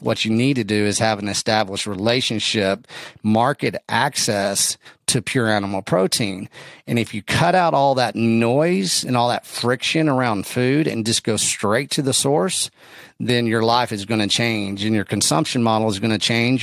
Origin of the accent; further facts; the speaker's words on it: West Texas, United States; I'm from West Texas